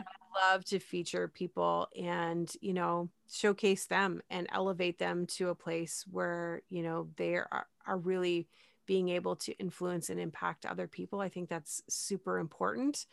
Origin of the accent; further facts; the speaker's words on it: Canada; I'm Canadian